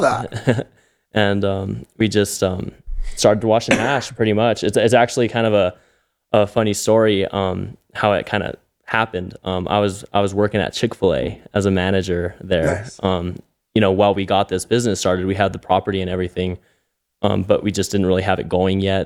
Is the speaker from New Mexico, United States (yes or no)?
yes; Albuquerque, New Mexico, United States; I was born and raised here in Albuquerque in the North Valley